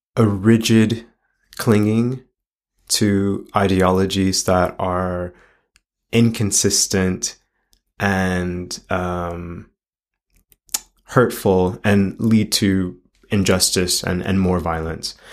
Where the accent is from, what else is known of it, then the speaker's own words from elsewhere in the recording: Los Angeles, California, United States; as a child growing up in Los Angeles